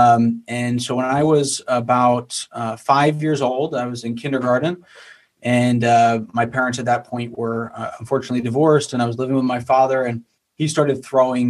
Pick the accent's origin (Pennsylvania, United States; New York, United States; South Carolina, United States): Pennsylvania, United States; Bethlehem; I grew up in Bethlehem, Pennsylvania area, which is about an hour north of Philadelphia.